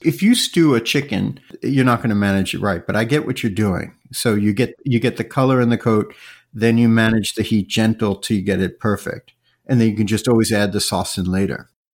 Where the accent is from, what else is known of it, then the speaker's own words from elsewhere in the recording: New York, United States; I grew up in New York